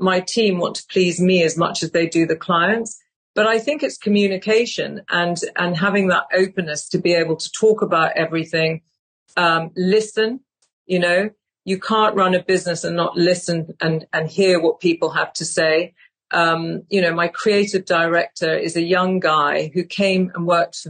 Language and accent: English; United Kingdom; I'm British